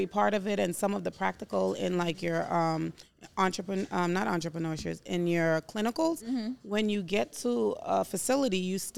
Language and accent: English; New York City, New York, United States; I'm from Brooklyn, New York